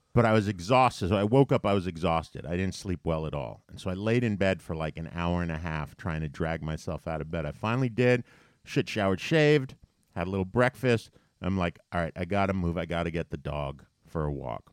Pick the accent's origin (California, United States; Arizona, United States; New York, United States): New York, United States; as a New Yorker